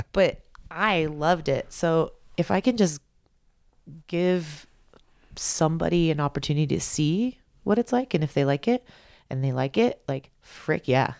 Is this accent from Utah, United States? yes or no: no; Big Bear, California, United States; I'm from Big Bear. It's like the mountains aren't that big